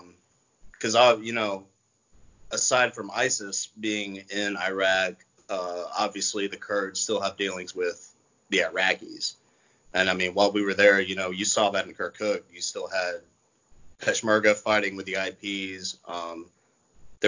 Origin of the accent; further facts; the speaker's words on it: United States; as an American